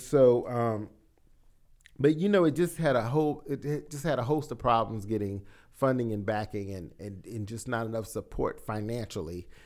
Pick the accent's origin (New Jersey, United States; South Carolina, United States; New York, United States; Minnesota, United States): South Carolina, United States; moved away; I was from South, from the South Carolina area